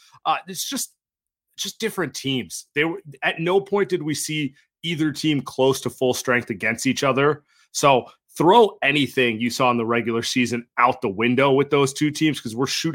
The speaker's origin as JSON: {"language": "English", "region": "California", "country": "United States", "tie": "born or raised there", "said": "everyone knows a ton of Laker fans growing up in the Bay Area. There's a little resentment. There's a little NorCal SoCal rivalry there."}